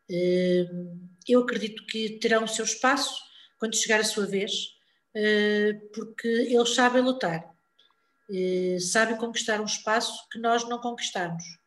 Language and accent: Portuguese; Lisbon, Portugal; now in Ponte de Lima, Portugal; Nasci em Lisboa, por um acaso, porque os meus pais